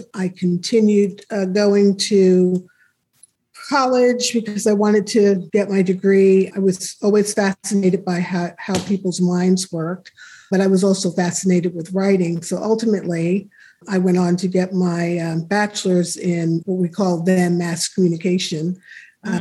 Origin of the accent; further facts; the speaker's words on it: New York City, New York, United States; moved away as an adult; also born or lived in El Paso, Texas / Germany / New Paltz, New York; I was born and raised in New York City